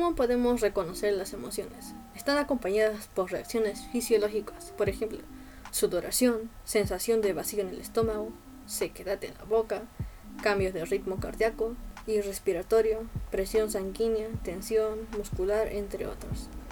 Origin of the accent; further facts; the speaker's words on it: Peru; soy de Perú